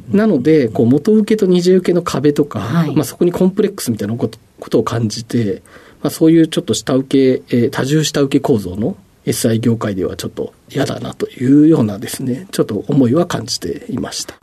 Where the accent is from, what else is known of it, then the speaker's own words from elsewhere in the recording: Yokohama, Kanagawa, Japan; 出身は、えーと、横浜市の保土ヶ谷区でして